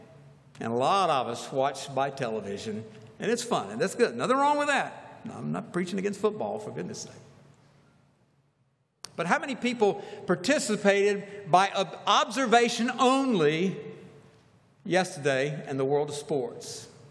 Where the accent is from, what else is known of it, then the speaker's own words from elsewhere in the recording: Atlanta, Georgia, United States; I grew up in Atlanta in my college years and post-college years